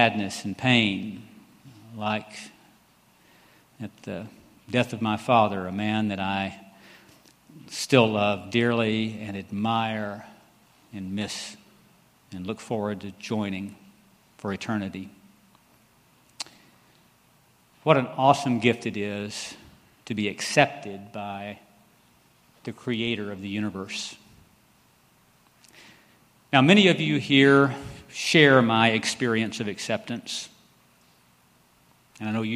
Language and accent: English; Temple, Texas, United States; I grew up here in Temple, went to Temple schools